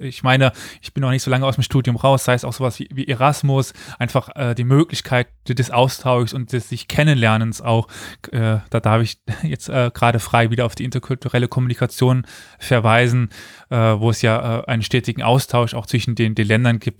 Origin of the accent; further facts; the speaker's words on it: Germany; ich komme aus Deutschland, aus einer Region, wo das nicht das Problem war